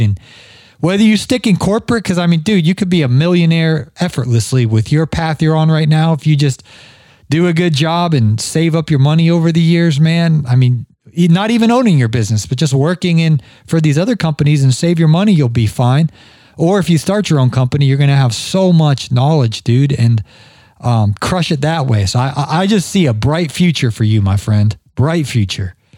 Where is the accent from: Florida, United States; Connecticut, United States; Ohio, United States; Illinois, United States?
Ohio, United States; accent: Ohio-ness; now in Georgia, United States; I'm from Ohio originally. I I, heard, I heard my Ohio-ness in there. I've been I lived in Georgia now for what uh, almost 20 years.